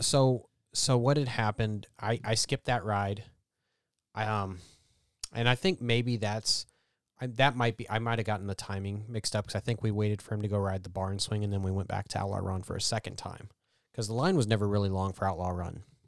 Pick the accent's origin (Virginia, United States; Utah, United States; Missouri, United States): Missouri, United States; Columbia; It's central Missouri